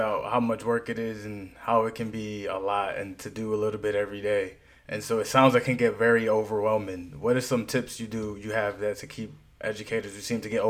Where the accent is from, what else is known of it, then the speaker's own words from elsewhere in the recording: Northeast, United States; I grew up in the Northeast, and it's not very spicy up there.